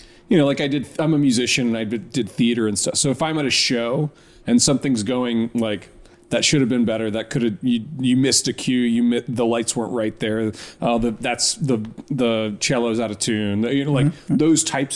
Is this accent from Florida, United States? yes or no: yes; Tampa, Florida, United States; moved away; I grew up in Tampa